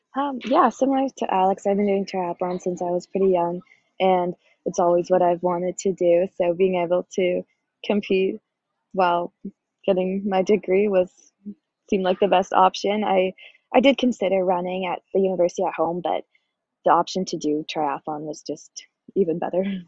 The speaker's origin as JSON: {"language": "English", "town": "Victoria", "region": "British Columbia", "country": "Canada", "moved": "yes", "said": "I'm from Victoria, British Columbia, Canada"}